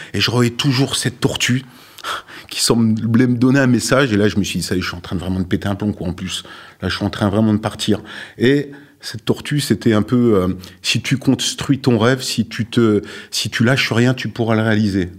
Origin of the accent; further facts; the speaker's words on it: Sochaux, Bourgogne-Franche-Comté, France; now in La Ciotat, France; Sochaux, ma ville natale